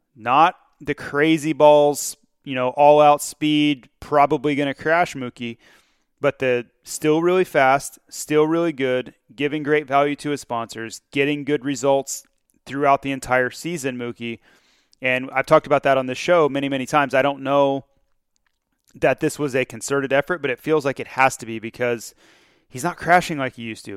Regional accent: Florida, United States; growing up in Florida

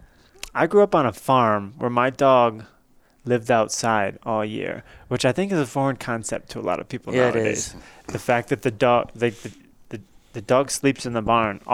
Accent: Chesaning, Michigan, United States; also born or lived in Saginaw, Michigan; I grew up in Chesaning, Michigan, on the farm.

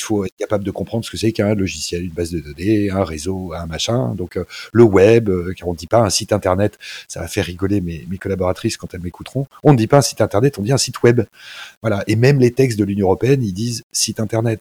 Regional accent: France; nous en France

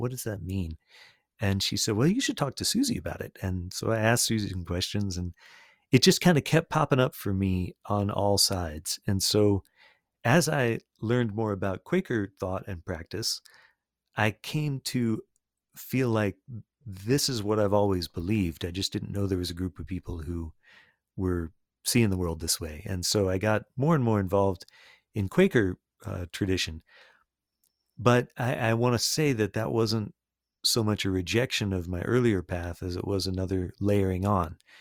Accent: Sarasota, Florida, United States; first language English; I grew up in Sarasota, Florida

